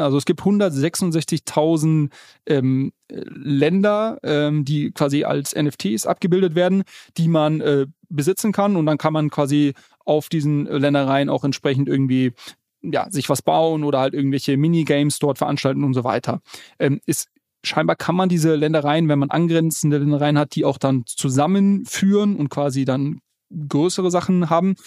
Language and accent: German; Munich, Bavaria, Germany; als Münchner kann ich dir sagen